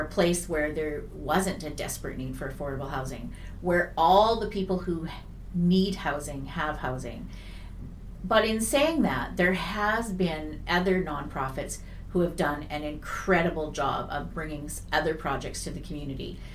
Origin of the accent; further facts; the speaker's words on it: Vernon, British Columbia, Canada; I'm one of the rare people in Vernon that was actually born and raised in Vernon, British Columbia